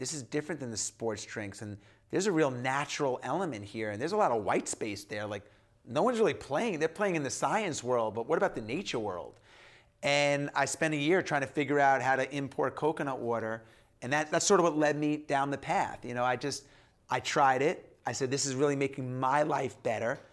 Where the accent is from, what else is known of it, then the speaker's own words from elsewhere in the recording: Long Island, New York, United States; I grew up in New York, in New York and Long Island